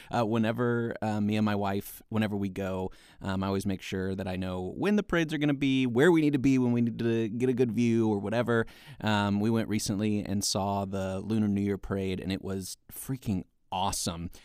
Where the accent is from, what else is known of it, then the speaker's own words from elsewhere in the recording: Alabama, United States; moved away; I'm originally from Alabama